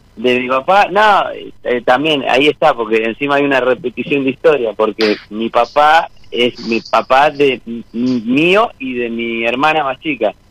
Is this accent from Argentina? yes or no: yes; Monte Grande, Buenos Aires Province, Argentina; Soy de Monte Grande, zona